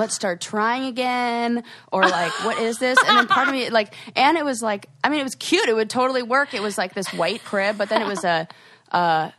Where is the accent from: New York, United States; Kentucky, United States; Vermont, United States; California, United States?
California, United States; moved away; I'm from California